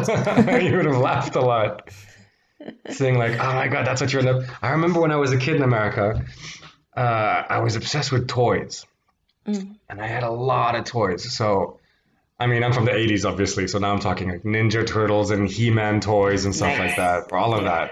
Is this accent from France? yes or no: yes; Paris, Île-de-France, France; also born or lived in Tarzana, Los Angeles, United States; I grew up in Paris for 10 years